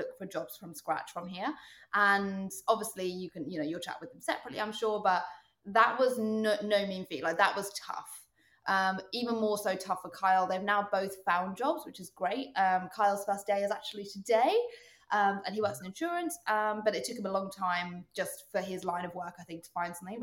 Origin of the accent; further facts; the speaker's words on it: United Kingdom; moved away as an adult; also born or lived in London; now in Toronto, Canada; I love being British and I try to keep my own like mannerisms